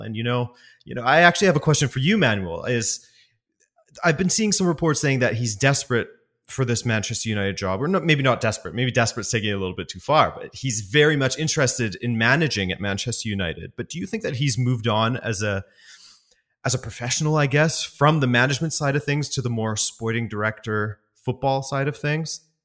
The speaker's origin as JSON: {"language": "English", "region": "West Coast", "country": "Canada", "also_born_or_lived": "Montreal, Canada", "moved": "as an adult", "lives_now": "Europe", "said": "I am from the West Coast originally."}